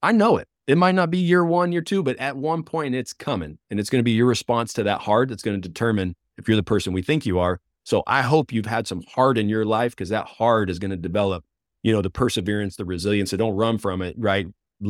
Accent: Mountain Home, Arkansas, United States; I'm from Mountain Home, which is North Central

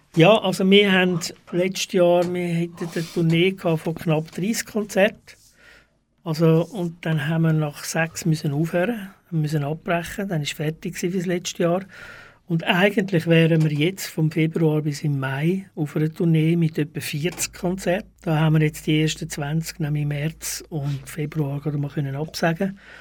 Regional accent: Zurich, Switzerland; moved away as an adult; also born or lived in Stäfa / Wettingen; now in Baden, Switzerland; Ich komme aus Zürich ursprünglich. Ich bin erst in Zürich aufgewachsen, und zwar am Kreuzplatz

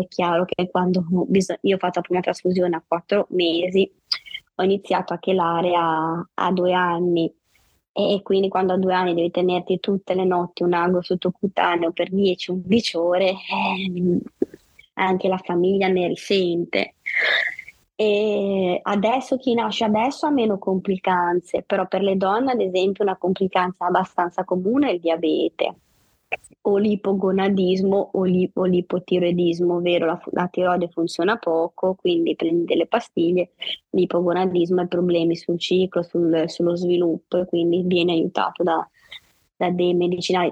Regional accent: Savona, Liguria, Italy; vivo, e sono nata a Savona in Liguria

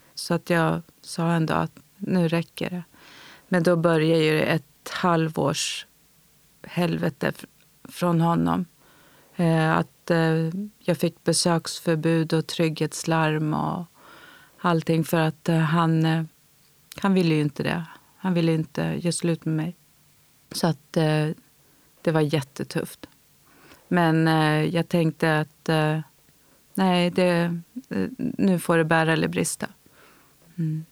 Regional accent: Tyresö, Stockholm County, Sweden; Jag är uppvuxen i Stockholm, i Tyresö

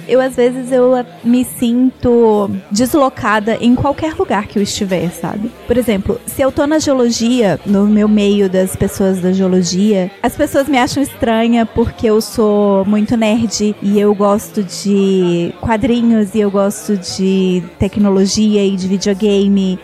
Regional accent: Belo Horizonte, Minas Gerais, Brazil; moved away; also born or lived in Ouro Preto; Eu nasci em Belo Horizonte

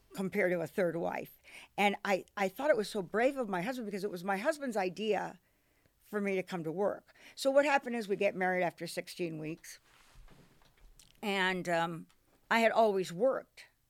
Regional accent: Washington, District of Columbia, United States; moved away; I'm from Washington D.C.

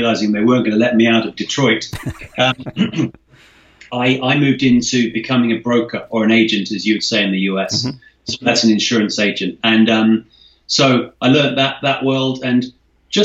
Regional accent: London, United Kingdom; I was born in the UK. I'm half Scottish, half English. Was raised around London.

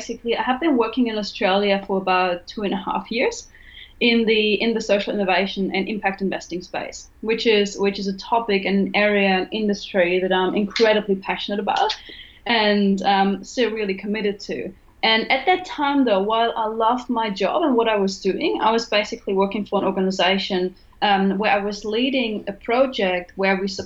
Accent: Germany; English is a second language; moved away as an adult; also born or lived in Cuba; I'm originally from Germany. You may have noticed it on the accent

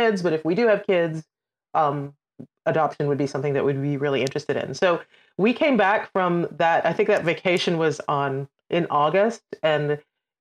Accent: Trinidad & Tobago; moved away as an adult; also born or lived in United Kingdom; now in United States; I'm originally from Trinidad and Tobago in the Caribbean

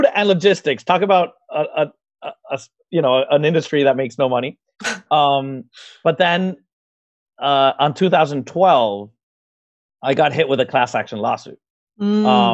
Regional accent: Venezuela; moved away as an adult; now in Miami, United States; I'm originally from Venezuela in South America, and I graduated as a process engineer there

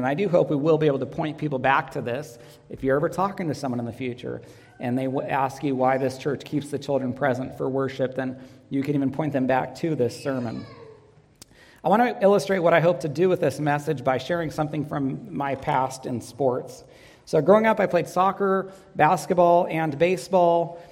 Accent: Northern California, United States; Katie and I grew up together in Northern California, attended a small school.

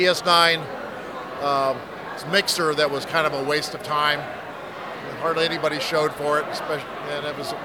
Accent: Houston, Texas, United States; I'm also from Houston.

